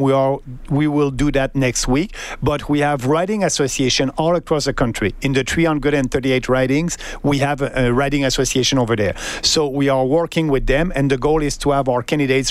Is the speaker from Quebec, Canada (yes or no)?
yes; Quebec, Canada; I'm coming from Quebec